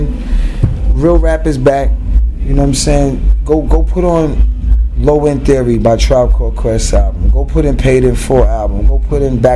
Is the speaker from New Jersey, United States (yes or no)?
no; New York City, New York, United States; We grew up in Queens